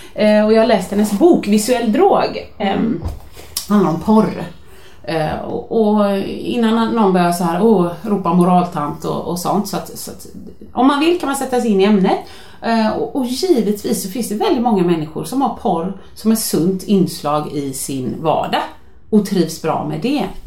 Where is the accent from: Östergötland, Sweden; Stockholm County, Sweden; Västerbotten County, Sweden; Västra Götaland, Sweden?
Västra Götaland, Sweden; Gothenburg; jag är från Göteborg